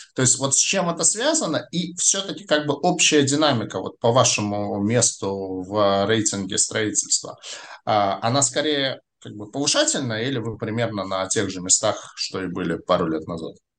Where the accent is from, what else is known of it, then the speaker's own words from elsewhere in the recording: Saint Petersburg, Russia; я, как уроженец Петербурга, очень хорошо знаю географию Петербурга